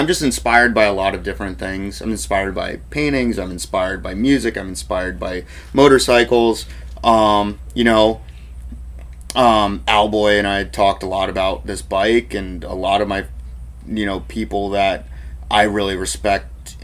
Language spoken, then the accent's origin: English; Indiana, United States; moved away as an adult; also born or lived in East Coast / Virginia / Seattle; now in Nashville, United States; I'm from Indiana, because that's where I grew up a lot